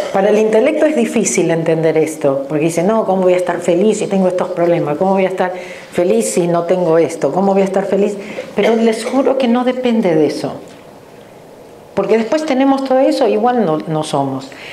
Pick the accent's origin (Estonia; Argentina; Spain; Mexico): Argentina; moved away as an adult; now in Los Angeles, United States; nací en la Argentina, pero hace 34 años que vivo en Los Ángeles. en la Argentina tengo dos títulos universitarios